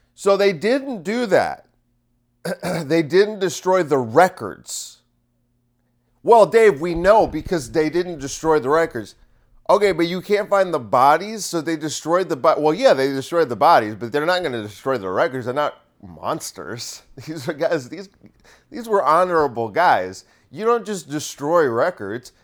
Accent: Bergen County, New Jersey, United States; I grew up in Bergen County.

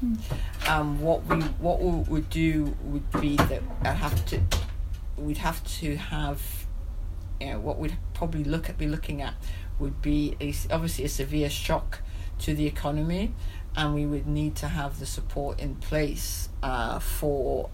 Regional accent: Newcastle upon Tyne, North East England, United Kingdom; I speak as a as a Geordie

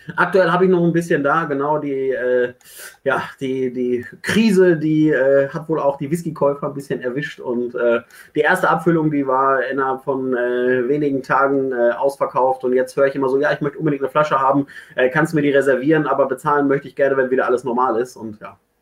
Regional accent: Ruhr area, North Rhine-Westphalia, Germany; ich komme aus dem Ruhrgebiet

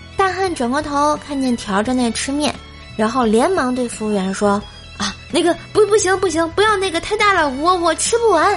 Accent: Tianjin, China; 大家都知道啊，说是天津人嘛

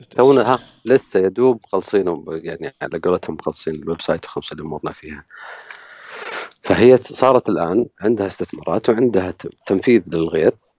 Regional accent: Saudi Arabia; احنا كسعوديين

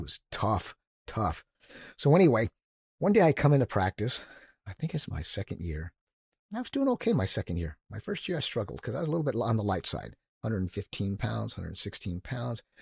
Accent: Northern California, United States; moved away; I grew up in Northern California

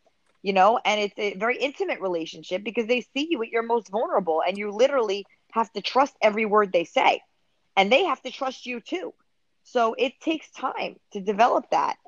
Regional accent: New York City, New York, United States; also born or lived in Mexico; I grew up in the Bronx, being half Mexican, half Irish. I grew up half in Mexico, half here.

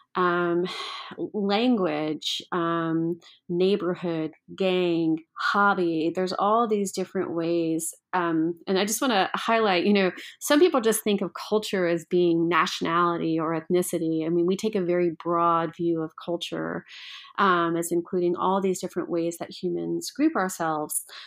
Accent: Memphis, Tennessee, United States; I grew up in Memphis, Tennessee

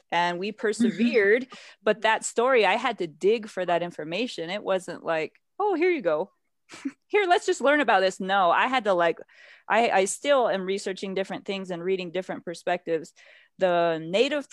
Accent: United States; I did grow up on a reservation

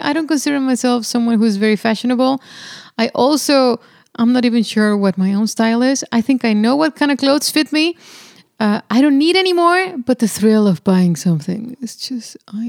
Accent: Monterrey, Nuevo León, Mexico; I'm from Monterrey, Mexico.

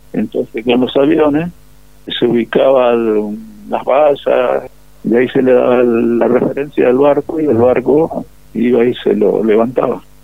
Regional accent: Monte Caseros, Corrientes, Argentina; moved away; soy de casero Corrientes, nacido y criado en Caseros Corrientes

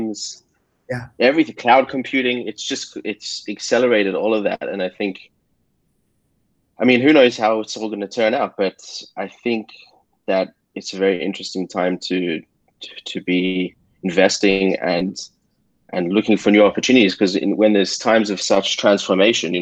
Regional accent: Australia; I'm Australian

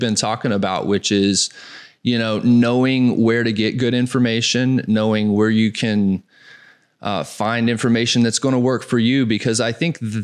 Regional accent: Southeast, United States; moved away; I grew up in the Southeast

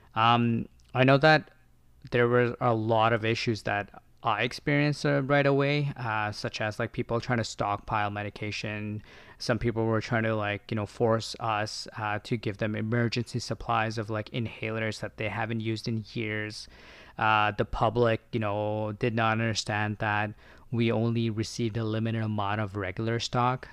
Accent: Ontario, Canada; moved away as an adult; now in Victoria, Canada; I'm from Ontario. I used to work as an assistant

